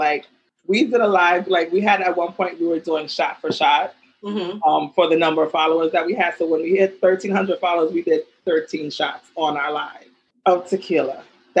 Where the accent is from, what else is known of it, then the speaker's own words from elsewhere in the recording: New York City, New York, United States; now in Jersey City, United States; That is home for me. Once I hit the Bronx, it's like I could breathe better, like I feel better. I live in Jersey City now